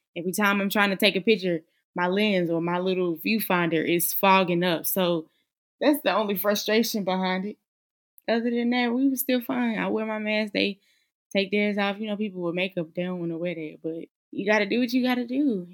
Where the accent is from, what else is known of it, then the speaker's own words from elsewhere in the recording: Charlotte, North Carolina, United States; now in Greensboro, United States; born and raised in Charlotte, North Carolina, currently reside in Greensboro, North Carolina.